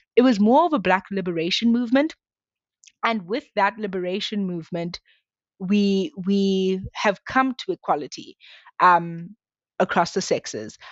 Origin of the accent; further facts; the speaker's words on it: South Africa; I grew up in South Africa